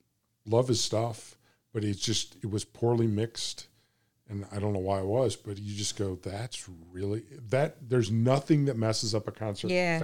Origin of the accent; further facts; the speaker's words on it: Bloomington, Illinois, United States; Well, actually, where I grew up in Bloomington Normal, the basketball arena was an airplane hangar.